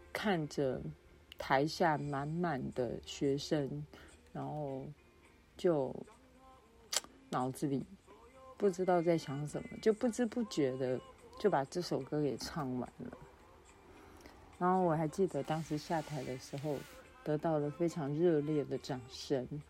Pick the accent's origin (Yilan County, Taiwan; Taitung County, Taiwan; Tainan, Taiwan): Yilan County, Taiwan; moved away as an adult; also born or lived in Taipei / Hsinchu / Taichung; 我回到了我的家乡宜兰。那除了拜访亲友之外，我最，这一次最重要的目的就是要回到我的母校，复兴工商专校，也就是南洋技术学院，简称南技